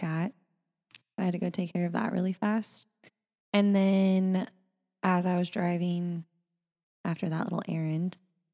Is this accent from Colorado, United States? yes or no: no; Indianapolis, Indiana, United States; moved away as an adult; now in San Francisco, United States; I live in San Francisco, but I'm originally from Indiana